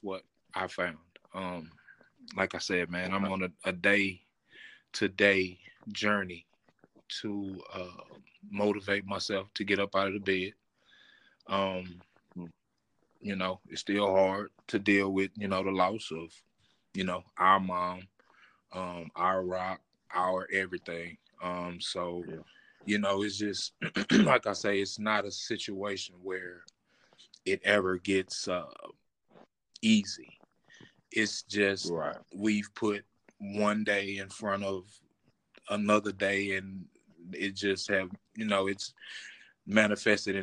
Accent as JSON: {"language": "English", "town": "Terrell", "region": "Texas", "country": "United States", "tie": "born or raised there"}